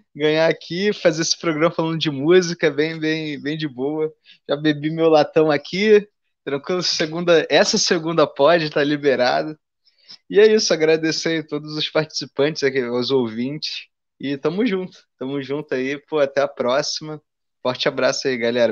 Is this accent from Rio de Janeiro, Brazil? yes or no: yes; Rio de Janeiro, Brazil; como carioca